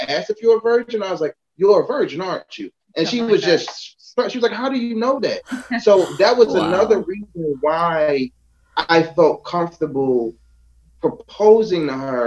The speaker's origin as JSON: {"language": "English", "town": "Philadelphia", "region": "Pennsylvania", "country": "United States", "said": "I'm from Philadelphia."}